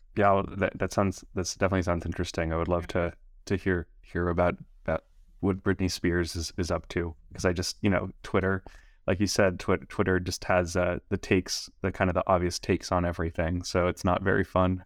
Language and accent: English; Los Angeles, California, United States; I was born and raised in Los Angeles